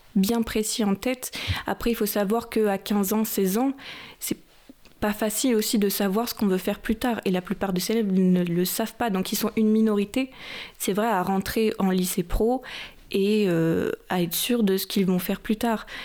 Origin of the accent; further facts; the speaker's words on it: Chinon, Centre-Val de Loire, France; moved away as an adult; also born or lived in Tours; now in Paris region, France; j'ai fait mes études à Tours et je viens de Chinon